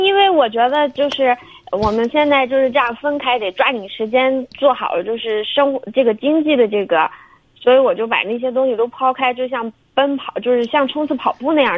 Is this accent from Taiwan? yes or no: no; southern China, China; moved away as an adult; now in Shandong, China; 我是南方人，我自己毕业以后独自就过来了